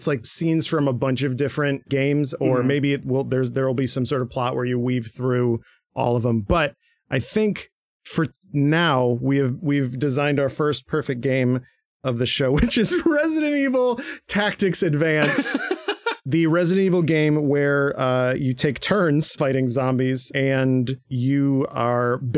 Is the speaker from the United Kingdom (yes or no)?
no; Michigan, United States; I'm from Michigan